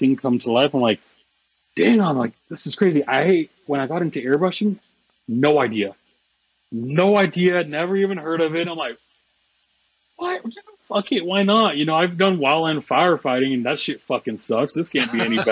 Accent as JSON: {"language": "English", "region": "Southern Oregon", "country": "United States", "tie": "born or raised there", "moved": "yes", "lives_now": "Arizona, United States", "said": "I grew up in Southern Oregon"}